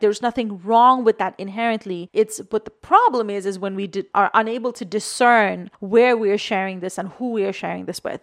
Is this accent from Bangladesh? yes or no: yes; Bangladesh; moved away; I was born and raised in Bangladesh, and I'm South Asian